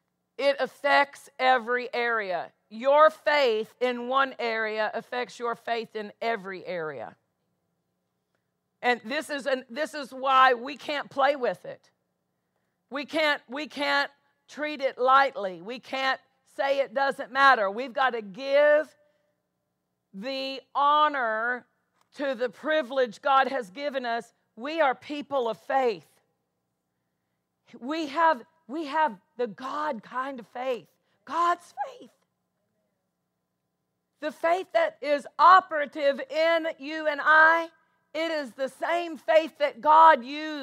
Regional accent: DeSoto, Kansas, United States; I'm halfway to Topeka. I was from DeSoto. I worked in Topeka at that time

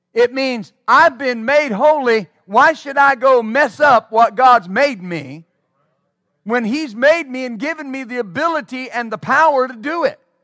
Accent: West Texas, United States; I was raised in West Texas

